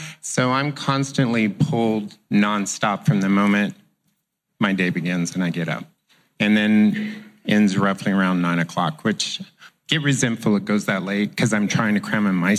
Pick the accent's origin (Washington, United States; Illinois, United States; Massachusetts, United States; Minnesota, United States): Washington, United States; Seattle; I'm from Seattle too.